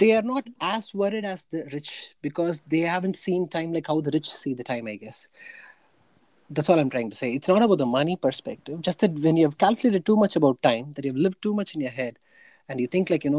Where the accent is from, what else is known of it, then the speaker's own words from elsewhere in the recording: India; English is a second language; I come from India